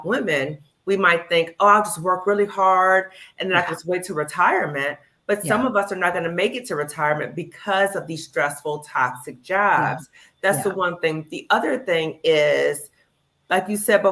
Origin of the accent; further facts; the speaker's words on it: Chicago, Illinois, United States; moved away; I'm from Chicago